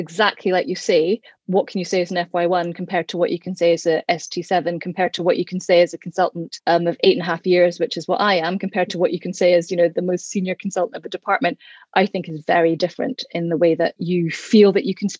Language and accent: English; Bishopbriggs, Scotland, United Kingdom; where I grew up in Bishopbriggs